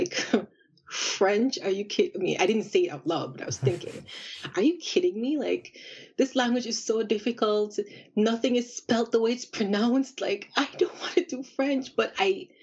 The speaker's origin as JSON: {"language": "English", "town": "Kingston", "country": "Jamaica", "tie": "born or raised there", "also_born_or_lived": "France", "moved": "as an adult", "lives_now": "Japan", "said": "So I'm from Jamaica, and I'm from the capital, Kingston, and I did all of my schooling in Jamaica from primary school all the way up to university."}